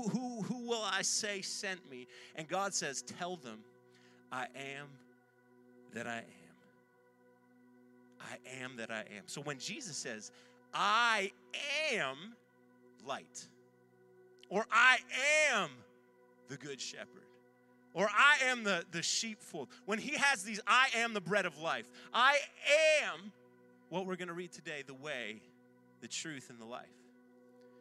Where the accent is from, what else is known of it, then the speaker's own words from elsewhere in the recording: Ontario, Canada; also born or lived in north of Toronto, Ontario; now in Halifax, Canada; I'm not from Nova Scotia originally. I'm from Ontario